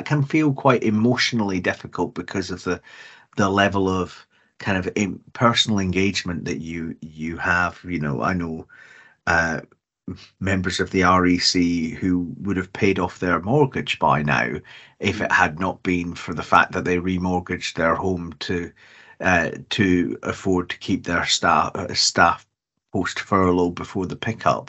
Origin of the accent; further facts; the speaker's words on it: Scotland, United Kingdom; as a Scot